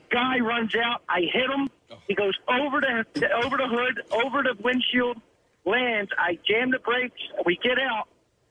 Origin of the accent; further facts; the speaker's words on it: Philadelphia, Pennsylvania, United States; I grew up in Kensington